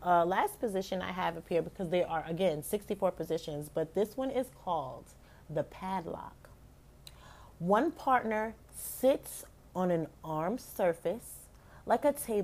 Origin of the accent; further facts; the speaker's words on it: United States; I'm an American